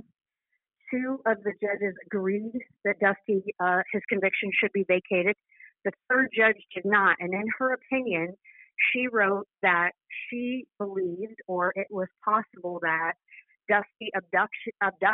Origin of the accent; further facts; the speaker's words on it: Midwest, United States; I grew up in the Midwest